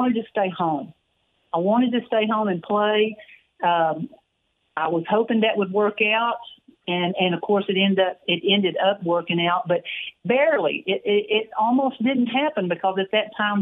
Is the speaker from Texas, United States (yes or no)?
yes; Waco, Texas, United States; growing up in Waco, always a Baylor fan